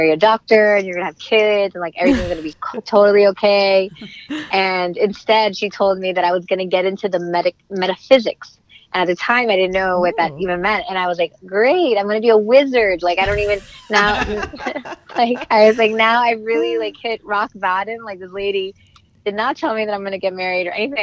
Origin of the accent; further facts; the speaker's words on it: Miami, Florida, United States; moved away as an adult; also born or lived in Los Angeles; I'm from Miami, grew up there. I'm Cuban